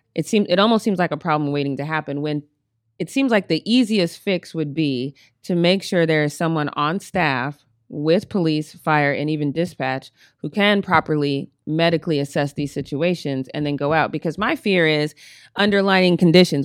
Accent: Colorado, United States; now in Long Beach, United States; I'm from Colorado

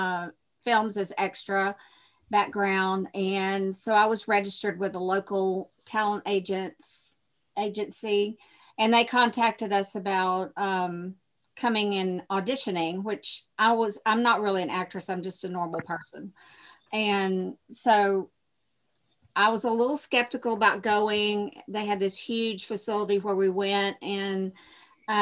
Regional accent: Shreveport, Louisiana, United States; I'm from Shreveport, Louisiana, where The Mist was filmed

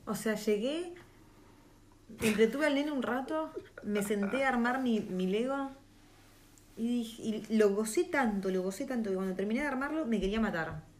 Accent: Argentina; moved away as an adult; now in New Zealand; Nosotros siendo Argentina

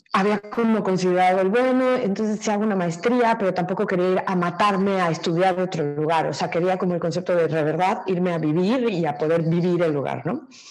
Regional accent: Mexico

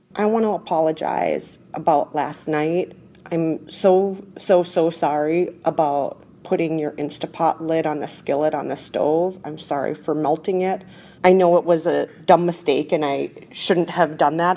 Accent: Minnesota, United States; I'm from Minnesota

